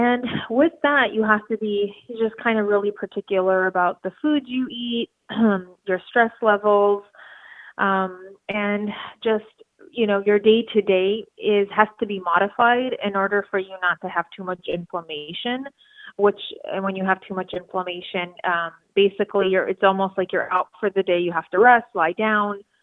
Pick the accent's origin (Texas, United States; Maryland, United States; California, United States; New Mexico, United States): California, United States; Los Angeles; I am from Los Angeles, California